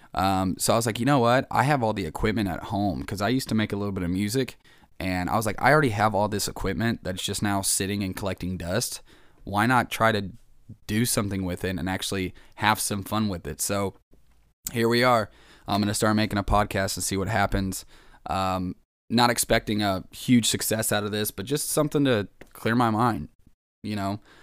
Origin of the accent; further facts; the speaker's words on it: Kansas, United States; I'm from Kansas